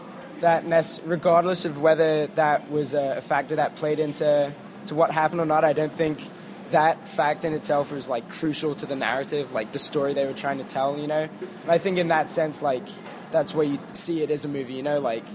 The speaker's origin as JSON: {"language": "English", "region": "London", "country": "United Kingdom", "said": "I'm from London."}